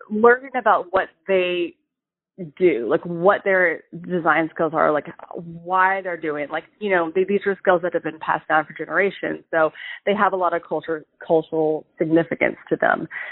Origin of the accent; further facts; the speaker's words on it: Charlotte, North Carolina, United States; I grew up in Charlotte, North Carolina